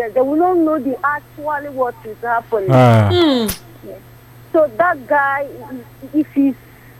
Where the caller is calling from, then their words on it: Suleja, Niger State, Nigeria; I'm calling from Suleja.